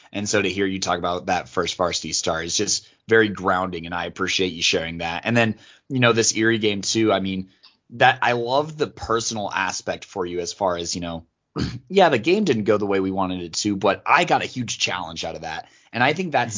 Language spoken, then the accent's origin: English; Colorado, United States; I grew up born and raised in Colorado, so I grew up a Denver fan